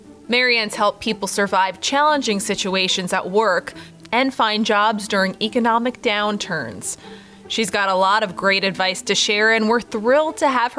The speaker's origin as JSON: {"language": "English", "region": "New York", "country": "United States", "said": "I think being a New Yorker, it's very like direct to the point."}